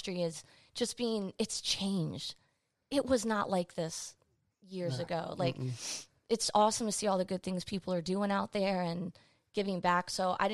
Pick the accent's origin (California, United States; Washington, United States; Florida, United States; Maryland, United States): Maryland, United States; Laurel; I'm from PG County.